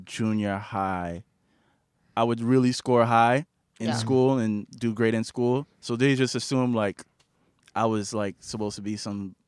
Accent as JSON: {"language": "English", "town": "New York City", "region": "New York", "country": "United States", "said": "I'm from East Flatbush"}